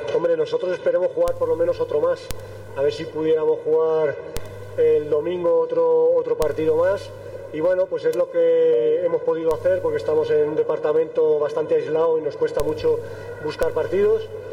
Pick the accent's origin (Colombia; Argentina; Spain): Spain; moved away as an adult; now in Bolivia; quería un entrenador español, salió mi nombre